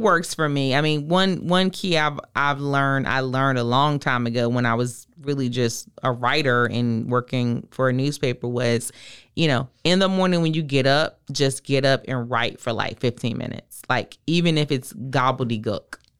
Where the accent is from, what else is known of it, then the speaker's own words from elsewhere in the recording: Virginia, United States; I'm from the South. I'm from Virginia.